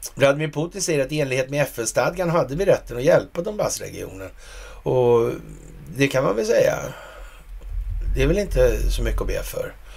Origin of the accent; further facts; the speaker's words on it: Sweden; som svensk